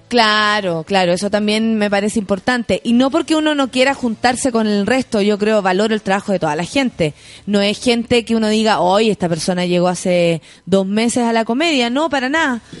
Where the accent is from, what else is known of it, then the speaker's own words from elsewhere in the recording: San Miguel, Santiago Metropolitan Region, Chile; yo soy de San Michael y ahí está mi barrio